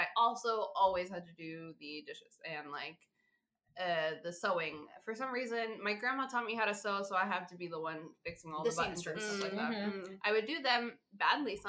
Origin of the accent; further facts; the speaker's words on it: Florida, United States; moved away; I grew up in Florida